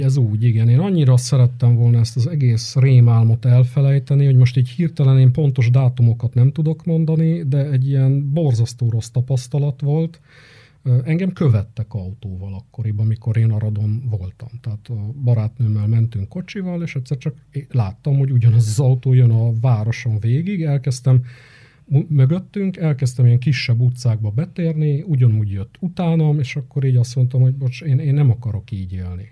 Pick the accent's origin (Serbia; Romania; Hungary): Romania; Arad, Arad County; moved away as an adult; now in Cluj-Napoca, Romania; én nem tagadtam meg soha az aradiságomat, fontosnak gondolom, és ezt a milliót is, amiben így, így én felnőttem